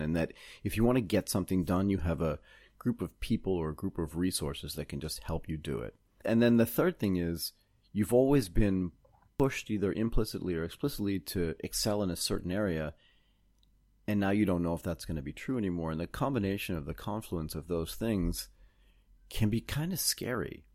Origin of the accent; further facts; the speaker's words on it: Boston, Massachusetts, United States; also born or lived in Connecticut; I grew up in Boston, Massachusetts and a little bit in Connecticut